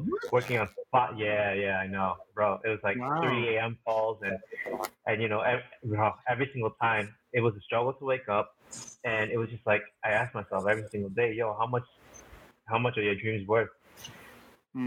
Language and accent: English; Scarborough, Ontario, Canada; also born or lived in Laos (family); I was born in Scarborough, Ontario. Canada.